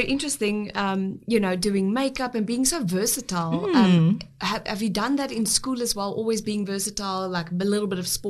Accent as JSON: {"language": "English", "country": "South Africa"}